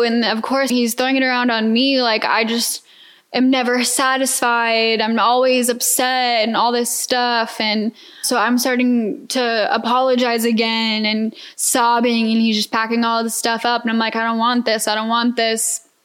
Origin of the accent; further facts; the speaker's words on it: Atlanta, Georgia, United States; moved away as an adult; now in Houston, United States; I'm a Georgia peach. For those who don't know, born and raised in Atlanta.